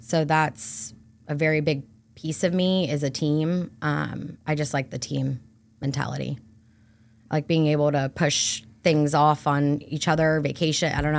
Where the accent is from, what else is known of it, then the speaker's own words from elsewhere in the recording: Brandon, Florida, United States; I am born and raised right here in Brandon, Florida